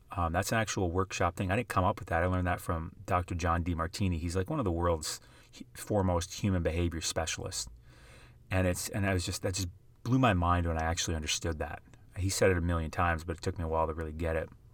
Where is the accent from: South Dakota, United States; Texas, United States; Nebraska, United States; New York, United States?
South Dakota, United States; I grew up in the middle of South Dakota.